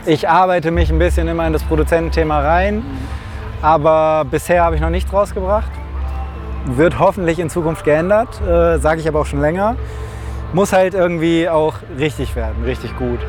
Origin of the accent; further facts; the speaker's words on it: Velbert, North Rhine-Westphalia, Germany; ich komme ja aus Felbert, also hier um die Ecke